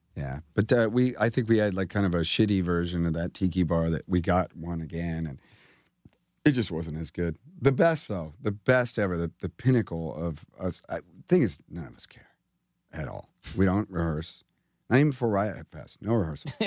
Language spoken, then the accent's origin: English; California, United States; I'm from California.